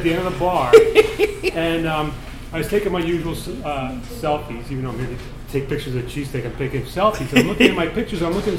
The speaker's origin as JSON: {"language": "English", "town": "Swarthmore", "region": "Pennsylvania", "country": "United States", "tie": "born or raised there", "said": "I grew up in Swarthmore, Delco."}